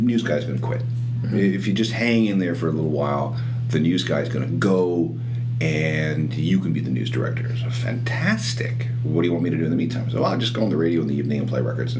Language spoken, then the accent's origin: English; outside of Winnipeg, Manitoba, Canada; I was growing up outside of Winnipeg